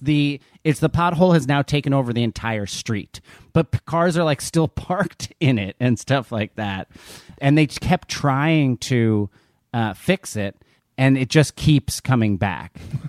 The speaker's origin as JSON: {"language": "English", "region": "New Jersey", "country": "United States", "said": "I'm from New Jersey, but I pick up words from kind of all over."}